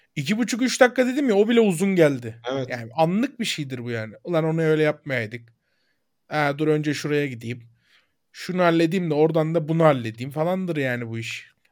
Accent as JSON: {"language": "Turkish", "country": "Turkey"}